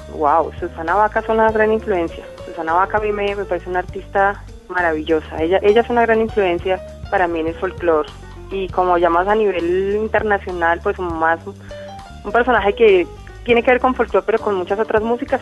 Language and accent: Spanish; Quindío, Colombia; soy del Quindío